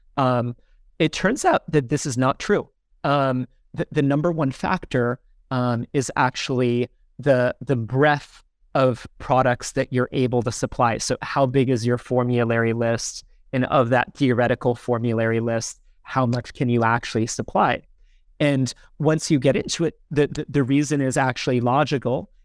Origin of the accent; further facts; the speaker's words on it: Sparta, New Jersey, United States; moved away as an adult; also born or lived in Ghana; now in Lagos, Nigeria; I'm from a small town in New Jersey called Smar-, Sparta, New Jersey